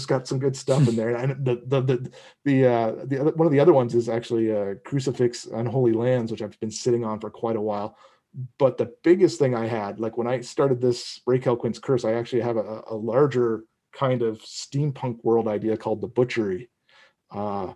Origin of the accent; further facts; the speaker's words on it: East Coast of Canada, Atlantic Canada, Canada; moved away; I'm originally from the East Coast of Canada.